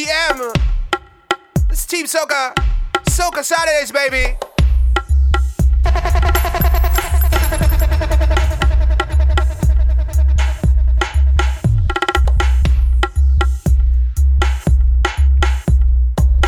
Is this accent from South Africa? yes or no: no; Trinidad & Tobago; I am from South